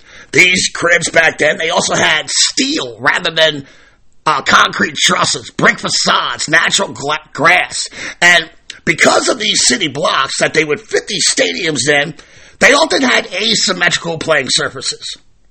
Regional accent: Baltimore, Maryland, United States; I'm a born and raised Baltimorean.

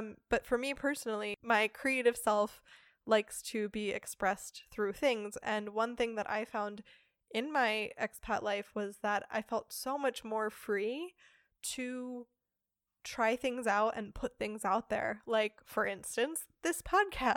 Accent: United States; now in Germany; as an American, celebrating Thanksgiving is a hilarious event every year here in Germany

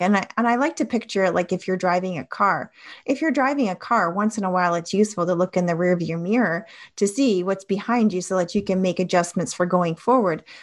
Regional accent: Toronto, Ontario, Canada; I grew up in Toronto in Ontario, Canada

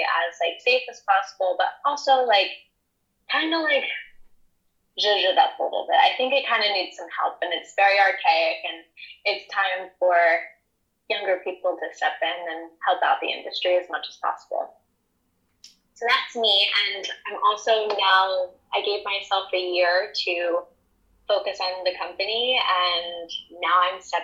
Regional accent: New Jersey, United States; also born or lived in New York; I'm from South Jersey in the United States. And I lived in a log cabin.

